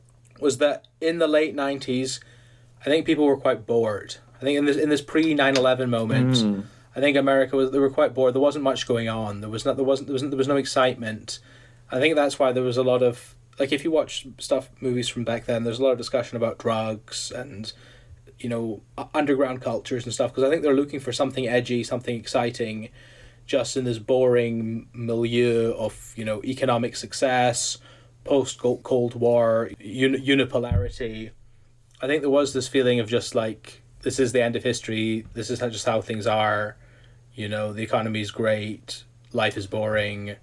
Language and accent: English; United Kingdom; we're British